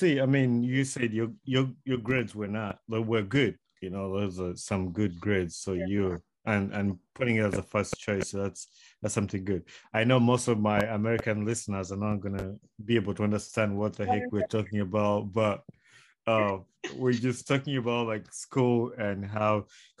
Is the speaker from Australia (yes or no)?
no; Uganda; So when we were growing up in Uganda, we looked at those schools as like one of the big schools, Mengo, Trinity College, Nabingo, Wudo.